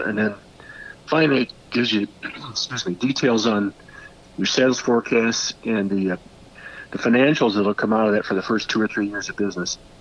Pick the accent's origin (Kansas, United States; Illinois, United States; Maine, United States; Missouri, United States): Illinois, United States; Peoria; I'm born and raised in Peoria.